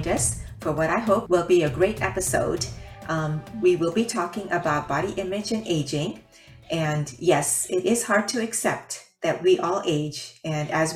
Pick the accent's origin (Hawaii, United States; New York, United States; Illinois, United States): Illinois, United States; Chicago; now in California, United States; I'm from Chicago